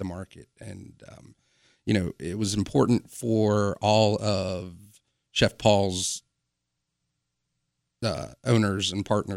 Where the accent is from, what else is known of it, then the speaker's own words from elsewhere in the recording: Wilmington, North Carolina, United States; moved away as an adult; now in Charleston, United States; spent most of my quote-unquote formative years in Wilmington, North Carolina